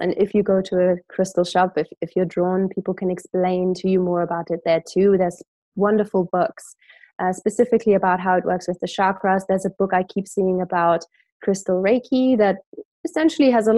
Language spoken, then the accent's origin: English; Germany; growing up in Germany, Christmas markets